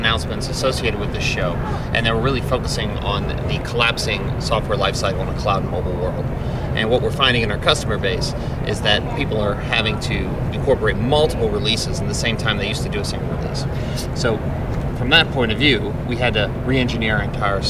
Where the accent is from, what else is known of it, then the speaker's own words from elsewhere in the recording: Atlanta, Georgia, United States; I'm from Atlanta, Georgia, in the sunny state of Georgia